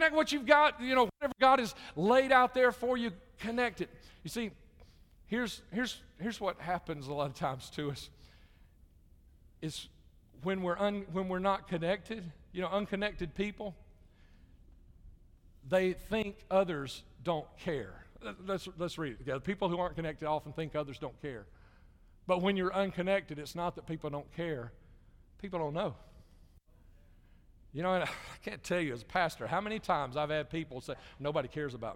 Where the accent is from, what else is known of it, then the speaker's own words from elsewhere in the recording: Jefferson County, Alabama, United States; moved away as an adult; also born or lived in Chicago / Little Rock / Dallas-Fort Worth; I grew up in Jefferson County, Alabama